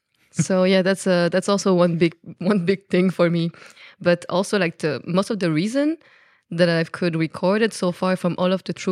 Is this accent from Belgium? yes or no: yes; Belgium; accent: Belgian French; first language French; English is a second language; So my accent come from Belgium, but I am a French speaker person, so I speak French.